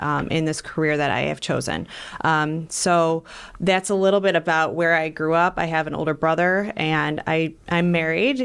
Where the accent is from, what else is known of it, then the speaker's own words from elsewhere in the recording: North Ridgeville, Ohio, United States; I grew up in North Ridgeville